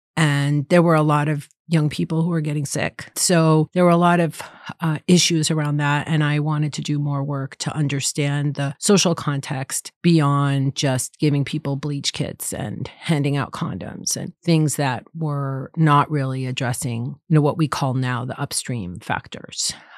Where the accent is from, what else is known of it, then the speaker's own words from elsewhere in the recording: East Coast, United States; moved away as an adult; now in Berkeley, United States; I grew up on the East Coast